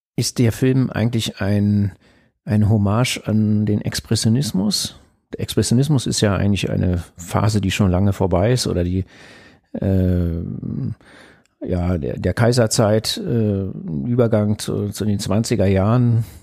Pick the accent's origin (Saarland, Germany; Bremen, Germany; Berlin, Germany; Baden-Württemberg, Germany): Berlin, Germany; damals war das so im Zentrum von West-Berlin, äh, wo ich aufgewachsen bin